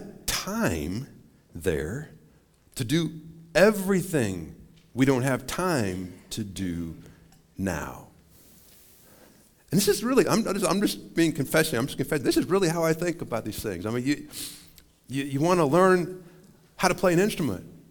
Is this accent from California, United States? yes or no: no; Montana, United States; now in Wichita Falls, United States; I grew up in Montana